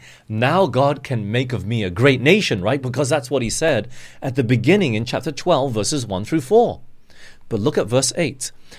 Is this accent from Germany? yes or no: no; Australia; also born or lived in Singapore / Malaysia / England; I grew up in Australia for 10 years. It's not all my life. I've jumped around. I was born in Singapore. Then we moved to Malaysia for 2 years. And we went to England for 5 years, came back to Malaysia for 6 years.